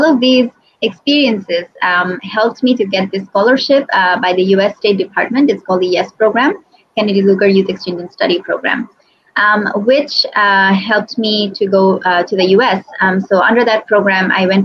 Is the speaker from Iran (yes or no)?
no; Bangladesh; I was born and brought up in Bangladesh.